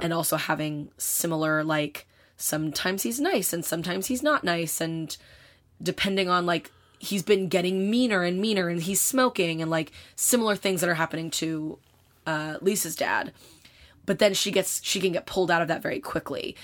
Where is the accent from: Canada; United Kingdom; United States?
United States; I am an American person who grew up in the time that we grew up